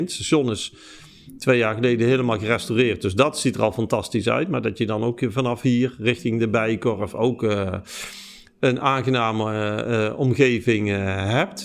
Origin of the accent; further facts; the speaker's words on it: Eindhoven, North Brabant, Netherlands; ik ben geboren in Eindhoven